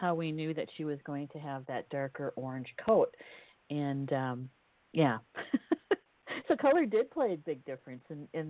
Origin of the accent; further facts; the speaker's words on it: Scotland, United Kingdom; come from Scotland.